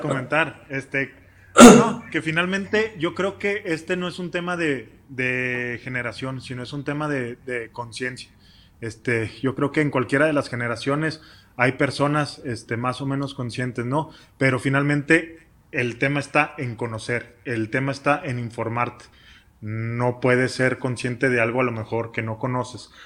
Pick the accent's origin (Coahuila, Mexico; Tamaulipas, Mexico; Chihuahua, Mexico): Chihuahua, Mexico; somos de Chihuahua